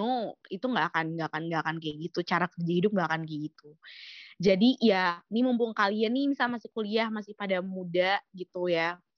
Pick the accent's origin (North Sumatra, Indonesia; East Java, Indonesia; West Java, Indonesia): East Java, Indonesia; Malang; aku juga dari Malang jadi kayak wah Malang tuh aku kayak I owe Malang so much gitu